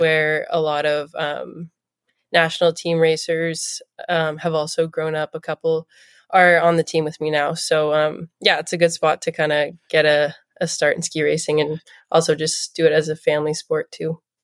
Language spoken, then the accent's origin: English; Toronto, Ontario, Canada; also born or lived in New Jersey; we moved back when I was three, and then, um, from then on, yeah, born and raised in Toronto